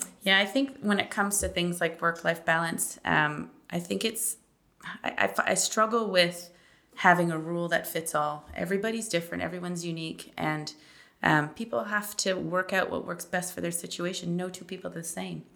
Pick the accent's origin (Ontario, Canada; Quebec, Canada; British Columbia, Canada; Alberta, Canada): Ontario, Canada; Toronto; moved away as an adult; now in Manitoba, Canada; I'm actually originally from Toronto.